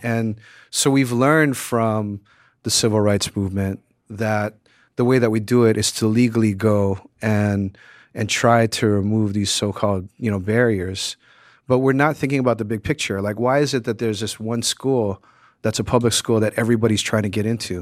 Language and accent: English; Hawaii, United States; moved away; reggae in the Caribbean, you know, which I grew up with in Hawaii